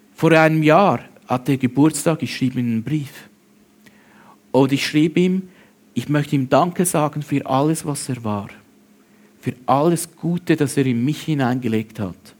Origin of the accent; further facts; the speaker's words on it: Switzerland; bei uns in der Schweiz